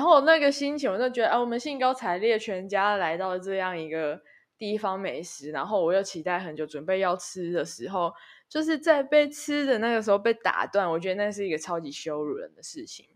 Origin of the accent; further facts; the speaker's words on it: Taichung, Taiwan; moved away as an adult; also born or lived in United Kingdom; 我们的家乡